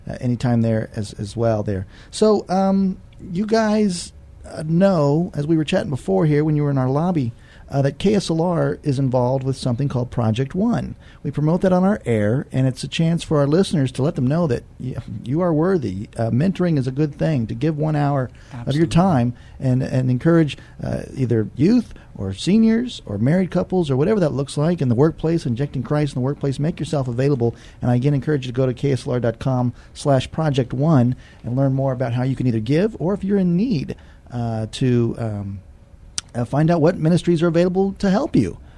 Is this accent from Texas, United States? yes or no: yes; Rio Grande Valley, Texas, United States; moved away as an adult; now in San Antonio, United States; I'm actually from the Rio Grande Valley.